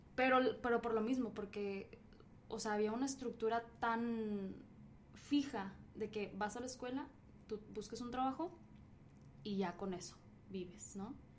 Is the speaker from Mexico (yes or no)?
yes; Mexico; now in United States; simplemente soy de México, me vine aquí a Estados Unidos